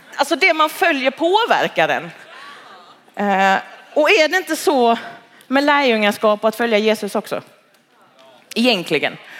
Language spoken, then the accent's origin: Swedish; Halmstad, Halland County, Sweden; moved away as an adult; now in Malmö, Sweden; jag är född och uppvuxen i Halmstad